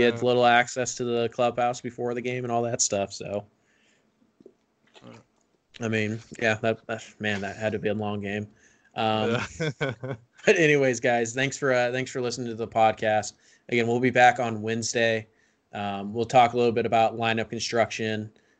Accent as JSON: {"language": "English", "country": "United States", "said": "I'm an American. I didn't learn about Canada."}